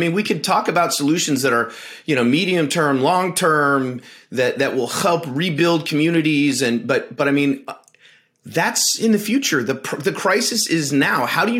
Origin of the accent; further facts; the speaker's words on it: Chicago, Illinois, United States; my hometown of Chicago.